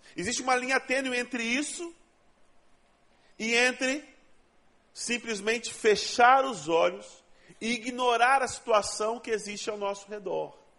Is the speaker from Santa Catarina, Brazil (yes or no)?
no; Rondônia, Brazil; now in Rio de Janeiro, Brazil; Eu não sou daqui, eu sou de Rondônia, o estado mais sensacional que Deus inventou.